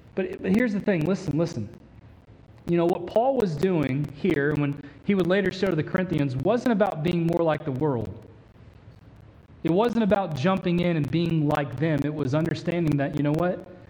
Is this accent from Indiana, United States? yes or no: yes; Indiana, United States; the church culture I grew up in in Indiana